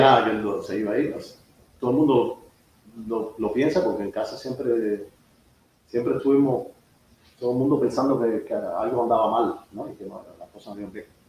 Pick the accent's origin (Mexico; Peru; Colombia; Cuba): Cuba; moved away as an adult; also born or lived in Seville, Spain; now in United States; yo creo que los cubanos siempre fuimos